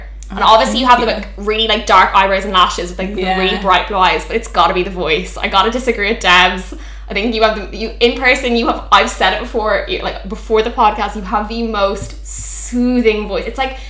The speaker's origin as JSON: {"language": "English", "town": "Dublin", "region": "Leinster", "country": "Ireland", "tie": "born or raised there", "accent": "South County Dublin", "moved": "yes", "said": "I'm from Dublin. I'm born and raised in Dublin, but my family are from the west of Ireland originally. I also don't know, am I the first person you've had on the pod with who has like a South County Dublin accent?"}